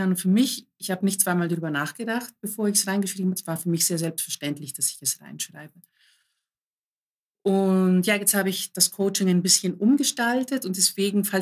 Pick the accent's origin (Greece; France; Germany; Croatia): Greece; mein Hintergrund ist, ich bin Griechin, griechische Eltern und ich wurde immer so erzogen